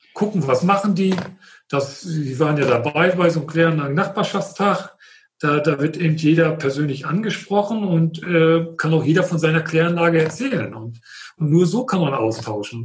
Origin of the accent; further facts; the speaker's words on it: Friedland, Mecklenburg-Vorpommern, Germany; ich komme aus Mecklenburg, aus Friedland